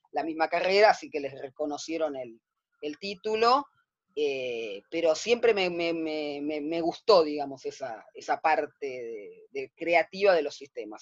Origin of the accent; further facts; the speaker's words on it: Buenos Aires, Argentina; yo nací el 31, de, el 31 de diciembre del 65, de 1965, ¿sí? Acá en, la ciudad de Buenos Aires, a pocas cuadras de donde estoy viviendo yo ahora